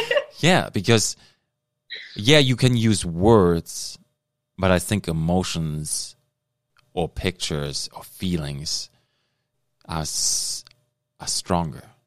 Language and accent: English; Germany; now in Thunder Bay, Canada; I'm from Germany. I immigrated. I'm Canadian now